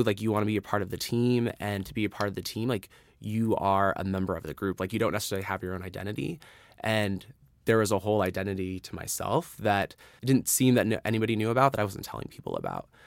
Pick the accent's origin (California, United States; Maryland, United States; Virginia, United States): California, United States; San Francisco Bay Area; moved away as an adult; now in Los Angeles, United States; I am originally from the San Francisco Bay Area. Grew up there, but I moved to L A about five and a half years ago